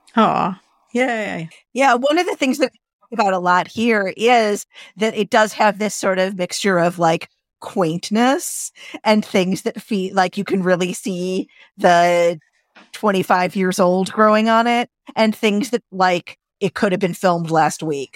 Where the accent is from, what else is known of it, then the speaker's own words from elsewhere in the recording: Illinois, United States; my home state of Illinois